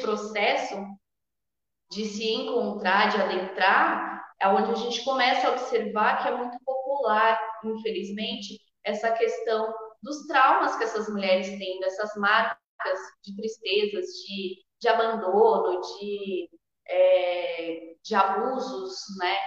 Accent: Sorocaba, São Paulo, Brazil; moro em Sorocaba, nasci em Sorocaba também

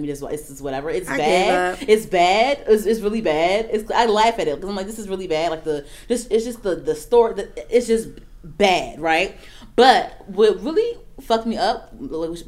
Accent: Prince George's County, Maryland, United States; also born or lived in Baltimore County, Maryland; I'm from PG County, Maryland. I'm not from Baltimore

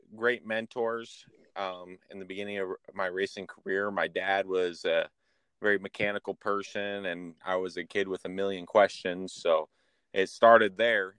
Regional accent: Idaho, United States; born there; also born or lived in Florida / Michigan; now in Verona, United States; I was born in Idaho and lived in Florida for 10 years and was up in Michigan for 7 years.

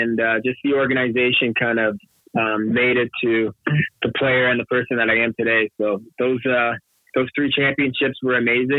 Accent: Toronto, Ontario, Canada; I grew up right in Toronto, right in the Beaches area

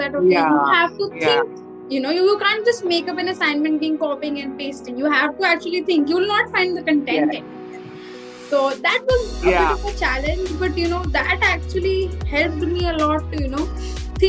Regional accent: Delhi, India; moved away as an adult; also born or lived in Roorkee; I've actually been born and brought up in Delhi

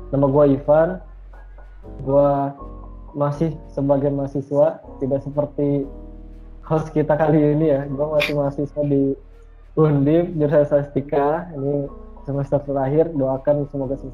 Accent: Serang, Banten, Indonesia; Aku lahir dan besar di Serang tapi kedua orang aku tuh dari Padang dari Minang aku tuh

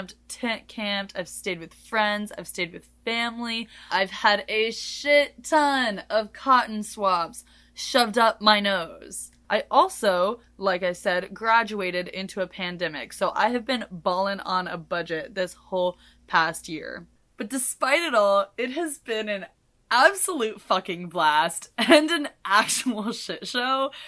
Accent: Kansas City, Missouri, United States; I am from the smack middle of the United States. Kansas City, KCMO, and as much as I love my city

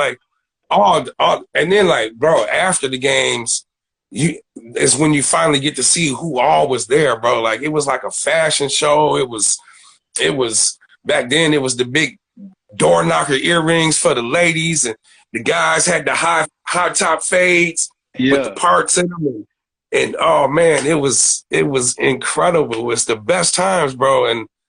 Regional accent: Aurora, Illinois, United States; Oh, man, I'm from Aurora. Where's Aurora? Then you get to Chicago. You know what I'm saying? I'll give you the proximity of Chicago is 45 minutes west of, you know, Chicago, but never, ever, ever claimed another city but my own, bro.

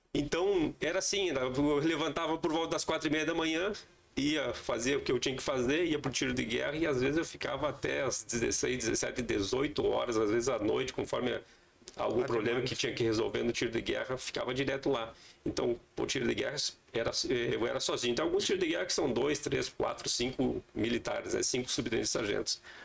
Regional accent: Passo Fundo, Rio Grande do Sul, Brazil; moved away as an adult; also born or lived in Três Corações, Minas Gerais; Eu sou natural de Passo Fundo, aqui no Rio Grande do Sul

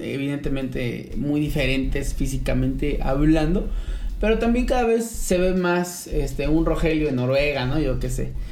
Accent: Mexico

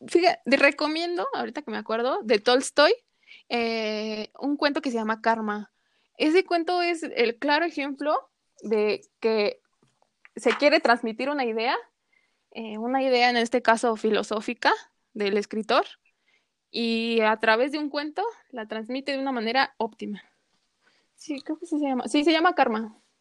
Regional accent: Mexico City, Mexico; como buen chilango, porque somos chilangos, quieras o no, somos chilangos

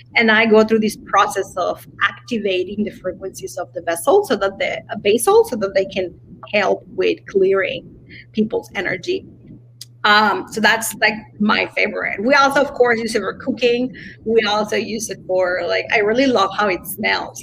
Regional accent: Mexico; I come from Mexico

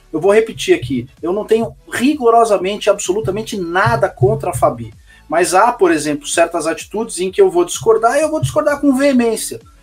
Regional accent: São Paulo, Brazil; eu sou de São Paulo

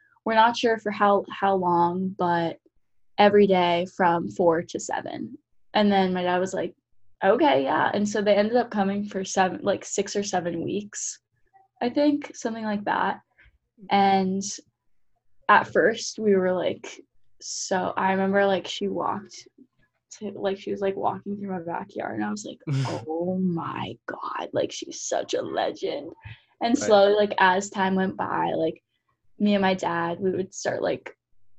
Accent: West Palm Beach, Florida, United States; moved away; I'm from West Palm in Florida

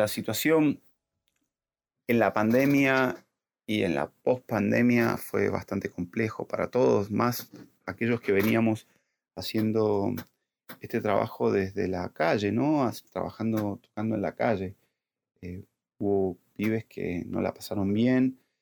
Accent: La Consulta, Mendoza, Argentina; moved away as an adult; now in Buenos Aires, Argentina; Soy mendocino

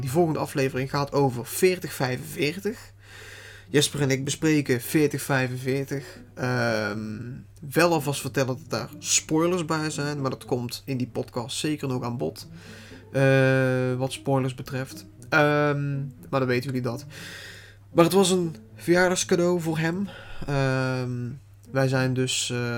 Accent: Netherlands; Ik kom uit Nederland

